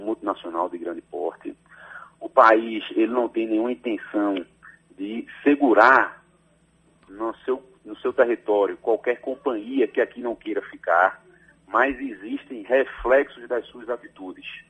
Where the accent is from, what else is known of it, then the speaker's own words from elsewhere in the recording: Recife, Pernambuco, Brazil; moved away as an adult; also born or lived in Bahia; now in Salvador, Brazil; Nasci em Recife, Pernambuco, mas já estou na Bahia há 12 anos. Obviamente que o sotaque é nossa origem, nossa raiz não perde nunca